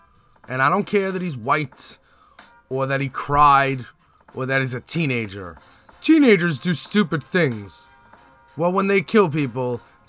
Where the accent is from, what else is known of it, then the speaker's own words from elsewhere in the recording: Brooklyn, New York, United States; also born or lived in Staten Island; And I am from Brooklyn and then Staten Island where there's racists.